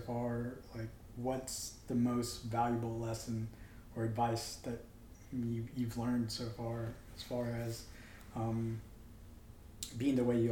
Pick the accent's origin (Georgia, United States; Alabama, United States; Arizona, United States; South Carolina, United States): Alabama, United States; Mobile; I'm a kid from Mobile